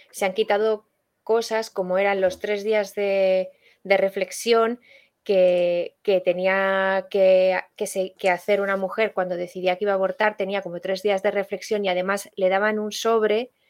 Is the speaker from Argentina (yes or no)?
no; Valladolid, Castile and León, Spain; Yo, yo soy de Valladolid, vamos, que eh, esa, comunidad Castilla y León que tiene muchas provincias está en el centro de España y, de la que se habla poco a nivel nacional.